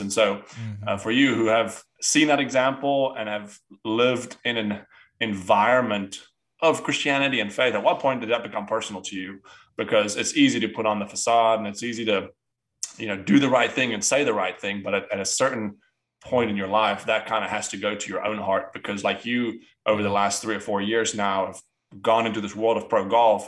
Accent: South Africa; moved away; I'm from South Africa

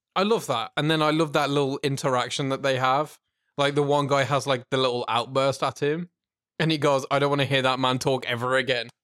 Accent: United Kingdom; from the U K.

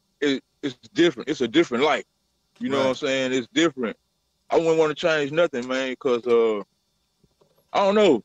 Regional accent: Mississippi, United States; I am from Mississippi

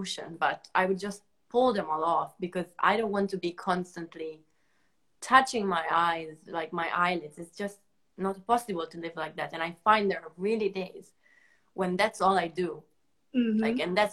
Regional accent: Italy; English is a second language; moved away as an adult; also born or lived in United States / China; now in London, United Kingdom; I moved away from Italy

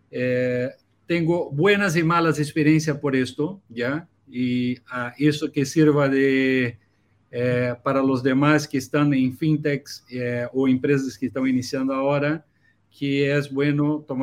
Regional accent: Brazil; Spanish is a second language; now in Chile; Mira, yo, yo vengo de Brasil, soy un brasileño que vivo en Chile a 11 años ya

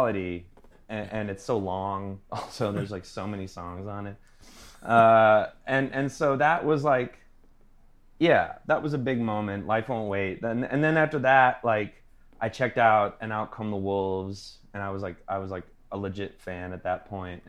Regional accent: Long Island, New York, United States; I'm from Long Island, New York.

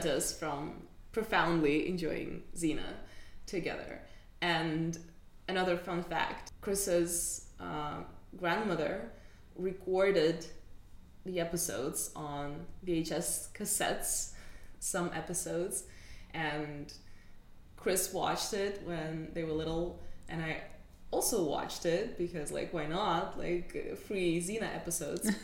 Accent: Moscow, Russia; moved away; we grew up in Moscow and we grew up together

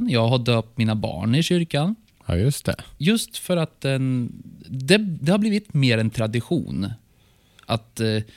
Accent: Norrland, Sweden; accent: norrländska; Nu kommer min norrländska in här ibland. Hör du det?

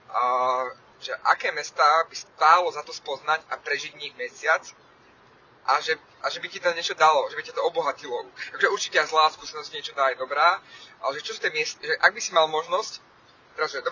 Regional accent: Levice, Nitra Region, Slovakia; moved away as an adult; now in Bratislava, Slovakia; Viem, aké to je žiť v Leviciach ako detsko. Ja som tam vyrastal, do, ja som mal 18 rokov, keď sme, keď sme odišli z Levíc

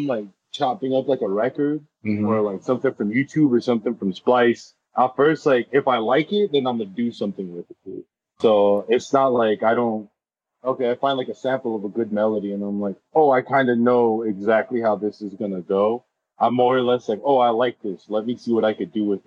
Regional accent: Los Angeles, California, United States; I'm from born and raised in Los Angeles

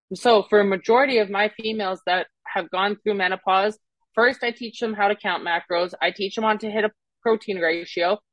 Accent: Canada; accent: Canadian; also born or lived in Mississippi; now in Scottsdale, United States; I'm originally from Canada

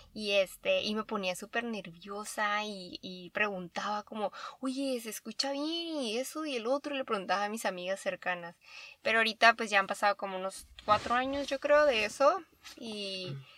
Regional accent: Baja California, Mexico; En Baja California, soy de Baja California.

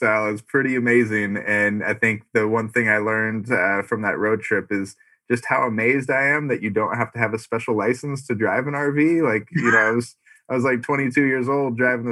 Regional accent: Sonoma County, California, United States; moved away as an adult; also born or lived in Arizona; now in Scottsdale, United States; Originally from Sonoma County, which is an hour north of San Francisco. Moved down to Arizona to go to U

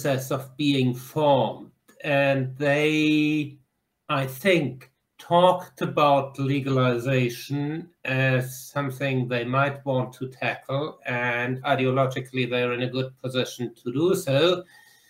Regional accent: Germany; now in Ottawa, Canada; I'm from Germany. I live in Ottawa.

